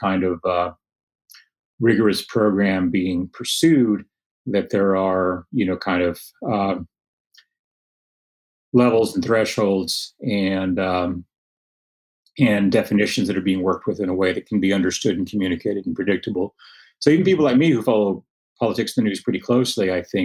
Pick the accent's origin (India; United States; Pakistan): United States; Lubbock, Texas; now is my hometown, Lubbock